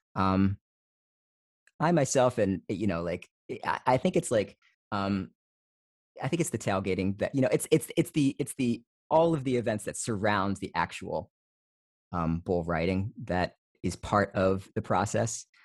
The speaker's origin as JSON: {"language": "English", "region": "New Jersey", "country": "United States", "tie": "born or raised there", "also_born_or_lived": "East Coast", "moved": "as an adult", "lives_now": "Fresno, United States", "said": "I grew up in New Jersey, I grew up in suburban New Jersey."}